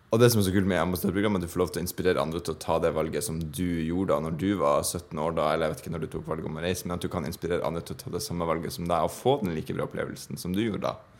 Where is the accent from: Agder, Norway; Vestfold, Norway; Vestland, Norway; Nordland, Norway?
Nordland, Norway; Bodø; Bodø by, der jeg er fra